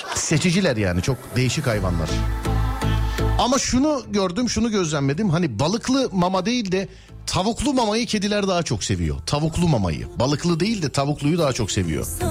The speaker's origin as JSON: {"language": "Turkish", "region": "Istanbul", "country": "Turkey", "tie": "born or raised there", "said": "Doğma büyüme İstanbul'da"}